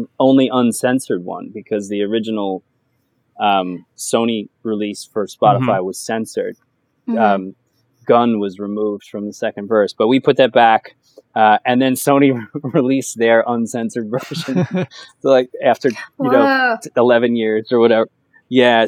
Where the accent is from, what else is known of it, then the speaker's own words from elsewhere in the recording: New York, United States; growing up in New York and listening to Hot 97